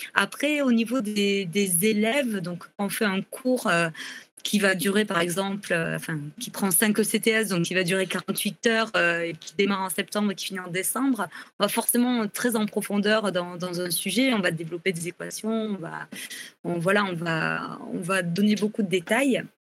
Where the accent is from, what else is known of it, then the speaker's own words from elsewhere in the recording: the South, southern France, France; je suis du Sud